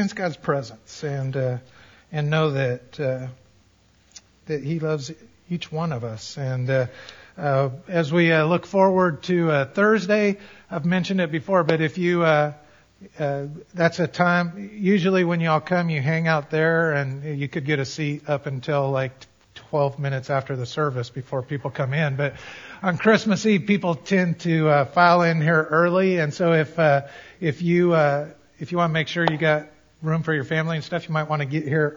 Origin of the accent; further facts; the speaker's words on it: Colorado, United States; I grew up in Colorado